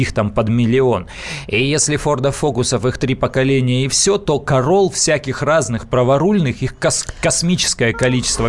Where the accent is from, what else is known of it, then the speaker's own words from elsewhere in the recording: Siberia, Russia; now in Moscow, Russia; я просто родом из Сибири